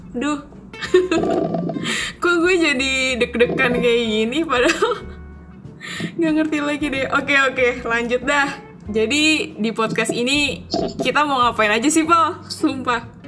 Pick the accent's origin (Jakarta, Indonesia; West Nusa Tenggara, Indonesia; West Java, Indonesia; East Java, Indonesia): Jakarta, Indonesia; East Jakarta; moved away as an adult; now in Malaysia; gue asal Jakarta Timur dan gue sekarang ada di Malaysia untuk berkuliah